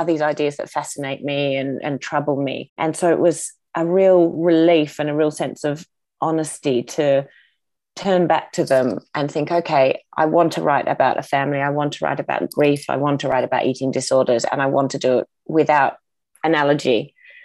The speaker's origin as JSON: {"language": "English", "region": "Tasmania", "country": "Australia", "tie": "born or raised there", "said": "growing up in Tasmania"}